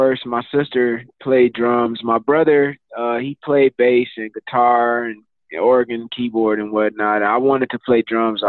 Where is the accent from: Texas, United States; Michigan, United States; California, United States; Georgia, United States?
Michigan, United States; Flint; growing up in Flint. And I'm a church boy. You know, I'm a pastor's kid. My whole family is from church.